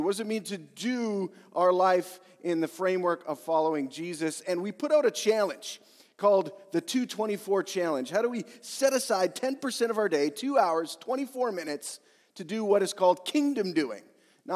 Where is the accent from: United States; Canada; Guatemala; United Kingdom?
Canada; Yorkton, Saskatchewan; I was born in Yorkton, Saskatchewan